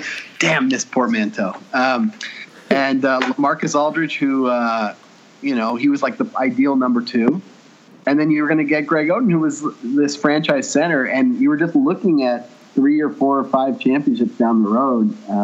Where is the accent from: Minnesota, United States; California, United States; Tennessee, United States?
California, United States; East Bay; now in Portland, United States; I'm from the East Bay, California.